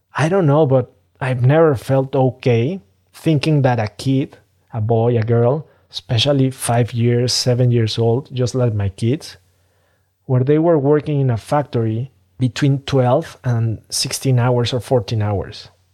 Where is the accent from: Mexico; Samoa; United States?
Mexico; Mexico City; I'm from Mexico City. I'm from Mexico, a developing country